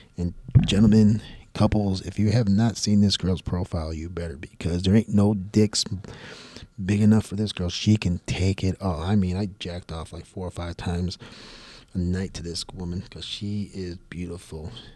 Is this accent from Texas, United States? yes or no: yes; Houston, Texas, United States; also born or lived in Tampa, Florida; my hometown, Houston, Texas